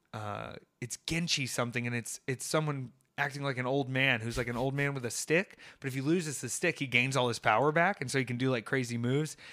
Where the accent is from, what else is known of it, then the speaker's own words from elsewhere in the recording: Atlanta, Georgia, United States; also born or lived in University of South Carolina; an Atlanta native